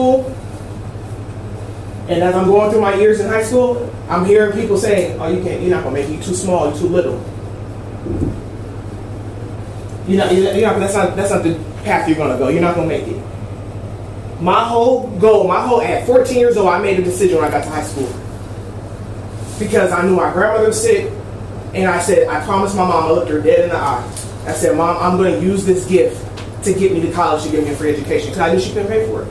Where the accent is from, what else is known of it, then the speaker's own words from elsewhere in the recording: Long Beach, California, United States; I'm right here from Long Beach. I'm not far from your neighborhood. And I came from an area where I've seen young ladies get raped in the alley from my bedroom window